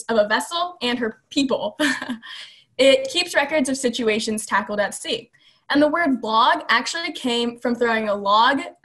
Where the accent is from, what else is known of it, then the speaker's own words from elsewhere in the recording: Annapolis, Maryland, United States; I'm from Annapolis and I only live like 10 minutes away from our boat